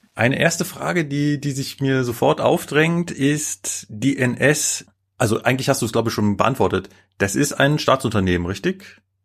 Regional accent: Germany; Ich als äh, Deutsche

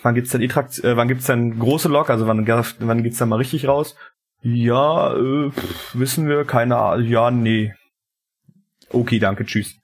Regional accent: eastern Germany, Brandenburg, Germany; uns hier im, im Osten

